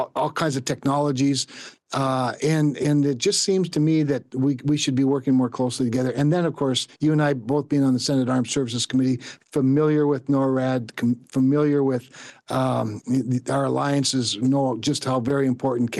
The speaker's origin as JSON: {"language": "English", "town": "Rolla", "region": "North Dakota", "country": "United States", "tie": "born or raised there", "said": "when I was growing up in Rolla"}